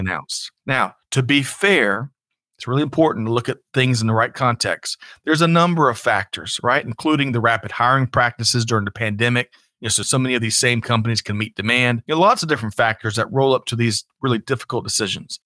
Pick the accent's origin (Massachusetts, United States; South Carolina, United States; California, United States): South Carolina, United States; I grew up in South Carolina